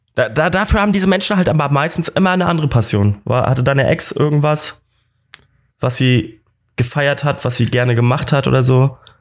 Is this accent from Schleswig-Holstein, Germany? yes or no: yes; Kiel, Schleswig-Holstein, Germany; moved away as an adult; now in Munich, Germany; Props an meine Heimat